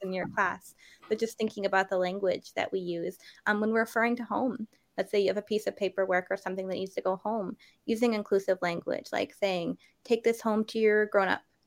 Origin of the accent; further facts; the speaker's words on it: New Hampshire, United States; I grew up in New Hampshire